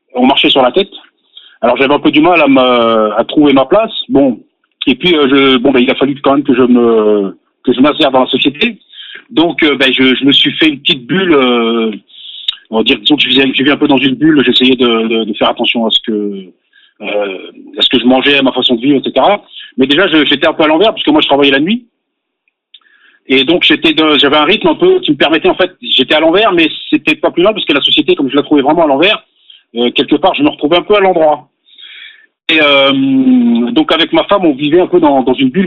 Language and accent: French; Paris suburbs, Île-de-France, France; moved away as an adult; also born or lived in Aix-en-Provence; now in Pyrénées-Orientales, France; je suis né à Aix-en-Provence au mois d'août et au mois de septembre, mes parents, je suis reparti avec mes parents en banlieue parisienne. J'ai grandi, euh, j'ai passé euh, mes 30 premières années en, banlieue.